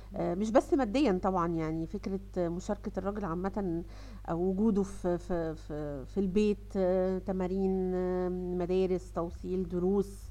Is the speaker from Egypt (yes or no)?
yes; Egypt; عندنا في مصر